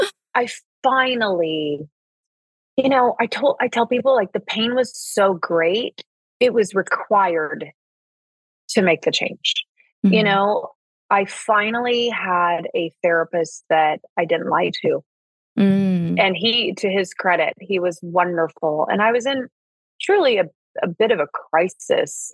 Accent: Indianapolis, Indiana, United States; moved away as an adult; also born or lived in Martinsville, Indiana / Los Angeles; now in Malibu, United States; I grew up in Indiana and split my my early years and my teen years between the city of Indianapolis and then a very very small town called Martinsville

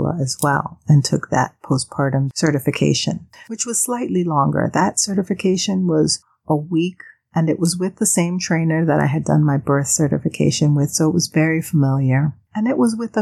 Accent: Panama; moved away; growing up in Panama, I saw this a lot

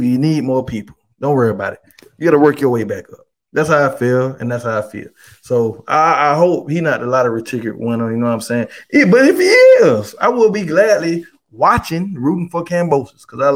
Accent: New York, United States; I'm from New York. I'm from New York

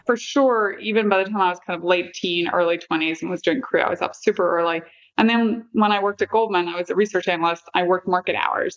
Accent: near Londonderry, Northern Ireland, United Kingdom; now in United States; I grew up in Northern Ireland Ireland

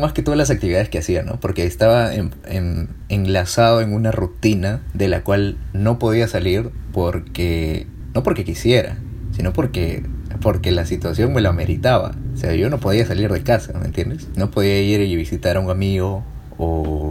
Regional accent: Peru; soy peruano

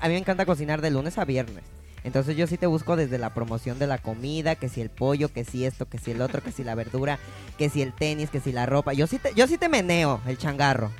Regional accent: Mexico City, Mexico; yo soy de Ciudad de México, originario, ah, originario de allá

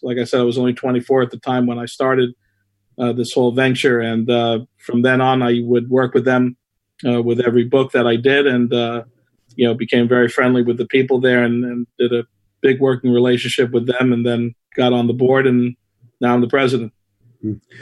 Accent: New York City, New York, United States; also born or lived in Flushing, Queens; I was born in Flushing, uh, but I grew up uh, in Whitestone, and now I reside in the Beechhurst section of Whitestone

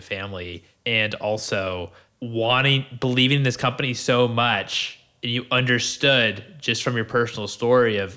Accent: Maryland, United States; I'm from Maryland originally

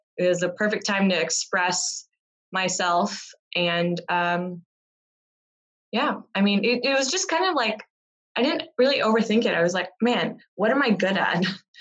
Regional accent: Texas, United States; also born or lived in South India / London; I was born in South India, moved to the U.S. as a kid, brought up in Texas

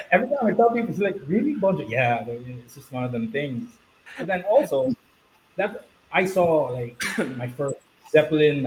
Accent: Philippines; growing up in the Philippines as a kid

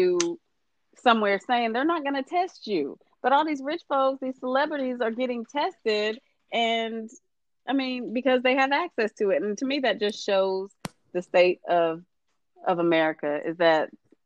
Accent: United States; now in Texas, United States; I'm American

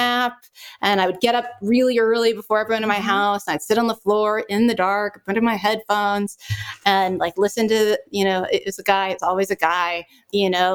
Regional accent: Pasadena, California, United States; I'm from Pasadena

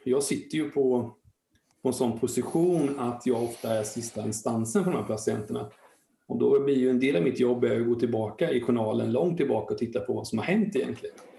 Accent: Linköping, Östergötland, Sweden; Jag är född och uppvuxen i Linköping och jag blev kvar här då

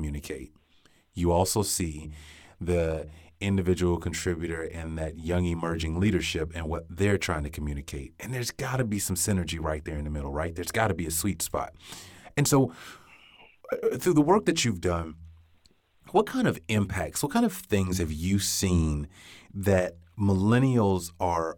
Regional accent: Gainesville, Florida, United States; I grew up in Gainesville, Florida

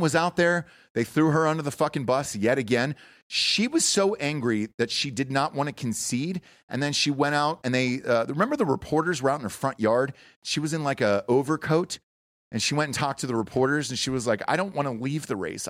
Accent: Georgia, United States; my home state of Georgia

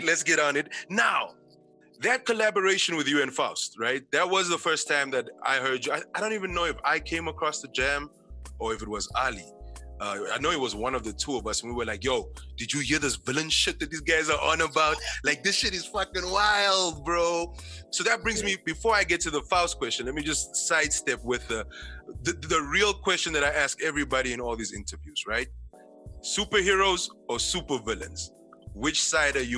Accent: Namibia; also born or lived in China; we're all back in Namibia now.

